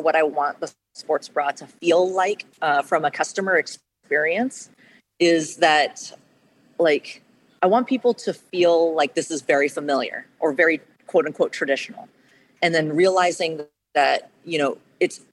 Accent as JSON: {"language": "English", "town": "Portland", "region": "Oregon", "country": "United States", "tie": "born or raised there", "said": "I was born and raised in Portland"}